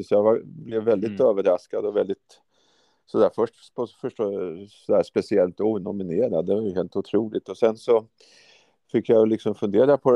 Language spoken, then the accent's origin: Swedish; Norrköping, Östergötland, Sweden; moved away as an adult; now in Uppsala, Sweden; Jag flyttade ju till Uppsala 84 redan då från eh, Norrköping kom jag från Östergötland.